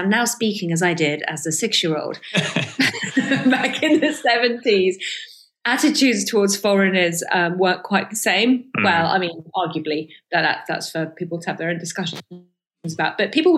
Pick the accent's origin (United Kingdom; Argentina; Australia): United Kingdom; London; born or raised there; accent: received pronunciation; first language Farsi; English is a second language; also born or lived in Iran